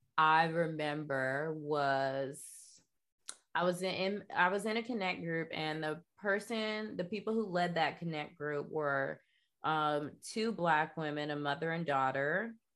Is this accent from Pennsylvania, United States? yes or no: no; North Florida, United States; moved away as an adult; also born or lived in New York; Bible Belt, I'm from, like, North Florida